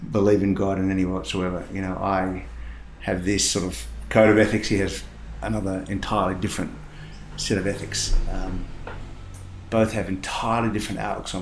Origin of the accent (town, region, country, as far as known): Sydney, New South Wales, Australia; born or raised there; also born or lived in Perth, Western Australia